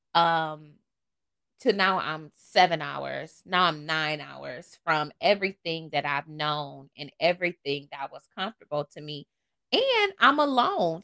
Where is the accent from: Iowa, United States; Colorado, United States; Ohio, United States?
Ohio, United States; Toledo; moved away as an adult; now in Charlotte, United States; I'm from Toledo, the mud. Um, from there, went to school there, um, and then I moved. So I've been out of Ohio for almost 10 years